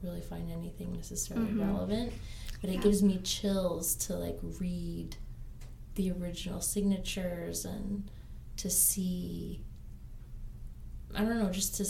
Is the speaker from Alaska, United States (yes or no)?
yes; Ketchikan, Alaska, United States; now in Colorado, United States; I grew up in Ketchikan and grew up near the totem parks that I was writing about